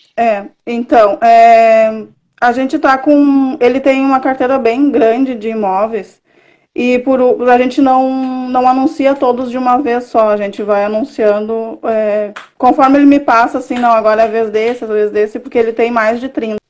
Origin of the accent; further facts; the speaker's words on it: Caçapava do Sul, Rio Grande do Sul, Brazil; moved away as an adult; now in Porto Alegre, Brazil; Eu sou do, do interior do Rio Grande do Sul, né? De, nascida em Caçapava do Sul, mas atualmente eu moro em Porto Alegre.